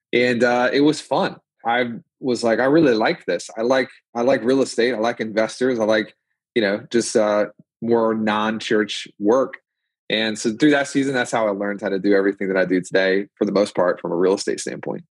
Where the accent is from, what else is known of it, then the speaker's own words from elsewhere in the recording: Memphis, Tennessee, United States; also born or lived in Louisiana / Nashville, Tennessee; now in Williamson County, Tennessee, United States; My family moved to Memphis. I spent most of my life in Memphis, Tennessee